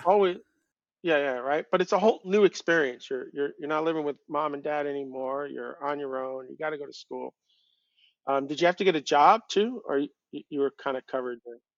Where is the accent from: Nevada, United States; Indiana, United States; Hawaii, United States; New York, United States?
New York, United States; Long Island; I grew up on Long Island, but it's connected to the rest of the United States